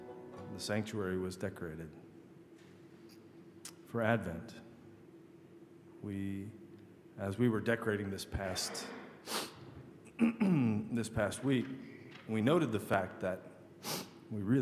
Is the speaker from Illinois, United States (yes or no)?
no; Michigan, United States; I grew up in Michigan